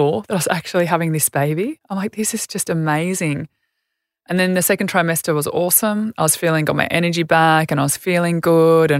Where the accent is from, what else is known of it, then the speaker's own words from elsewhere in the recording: Albury, New South Wales, Australia; moved away; I grew up in Albury as a country kid